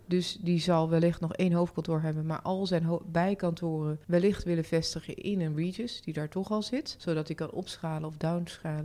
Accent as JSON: {"language": "Dutch", "region": "North Brabant", "country": "Netherlands", "tie": "born or raised there", "said": "Tegelijkertijd ben ik ook opgegroeid in Brabant en ik, ik, ik voel me daar gewoon uitermate prettig"}